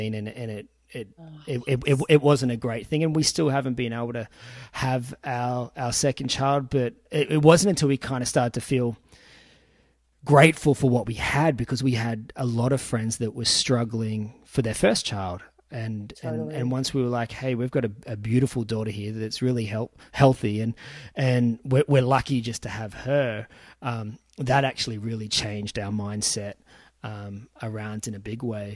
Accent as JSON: {"language": "English", "town": "Sydney", "region": "New South Wales", "country": "Australia", "tie": "born or raised there", "moved": "yes", "lives_now": "Newcastle, Australia", "said": "I was actually brought up in the suburbs of Sydney in Castle Hill, now live in Newcastle."}